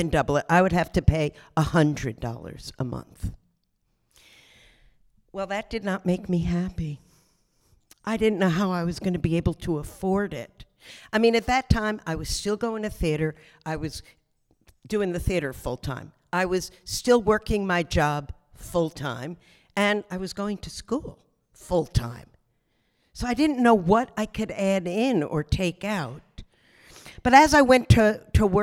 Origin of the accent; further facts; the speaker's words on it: Asbury Park, New Jersey, United States; now in Brooklyn, United States; I grew up in New Jersey. So can we give a big round of applause for my home state, New Jersey? It was quite an upbringing. I was by the Jersey Shore, Asbury Park